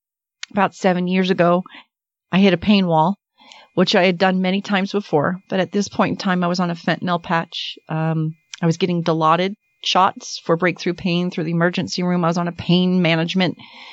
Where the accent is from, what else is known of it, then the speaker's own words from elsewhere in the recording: Miami, Florida, United States; moved away as an adult; now in Utah, United States; I'm from Miami